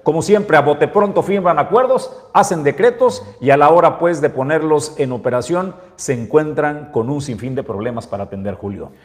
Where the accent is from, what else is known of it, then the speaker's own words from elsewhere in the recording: Mexico; nosotros como mexicanos